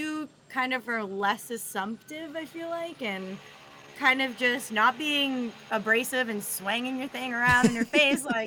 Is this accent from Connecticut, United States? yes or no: no; Florida, United States; I'm from Florida